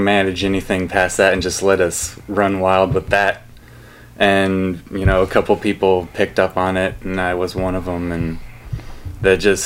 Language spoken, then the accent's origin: English; Humboldt, United States; growing up in Humboldt, I was the youngest of three